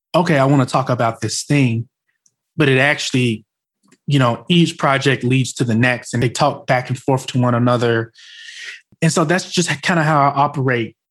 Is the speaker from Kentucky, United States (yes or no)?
no; Arkansas Delta, United States; I was from the Arkansas Delta